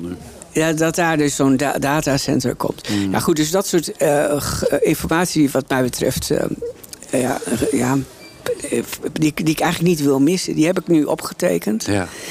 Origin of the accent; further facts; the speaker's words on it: Drenthe, Netherlands; ik ben opgegroeid in Drenthe